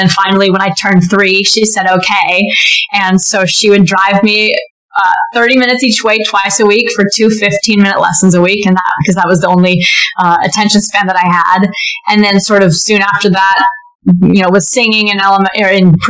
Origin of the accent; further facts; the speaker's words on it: Silicon Valley, California, United States; I am from Silicon Valley